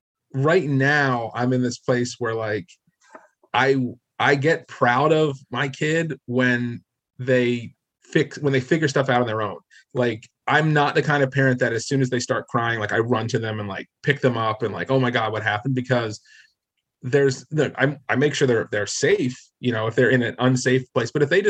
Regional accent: New Jersey, United States; I'm from New Jersey.

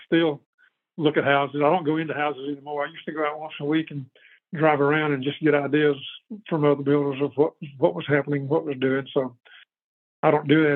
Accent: Bostwick, Georgia, United States; moved away as an adult; now in Lake Lanier, Georgia, United States; Well, Bostwick is my hometown. It's not South Georgia. It's just about 20 miles from Athens, south of Athens, okay, near Madison, Georgia.

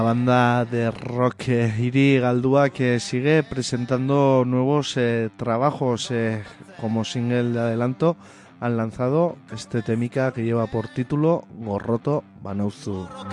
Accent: Oteiza, Navarre, Spain; en mi pueblo de Oteiza

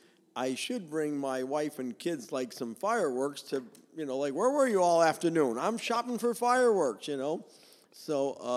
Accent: Chicago, Illinois, United States; I grew up selling fireworks in Chicago

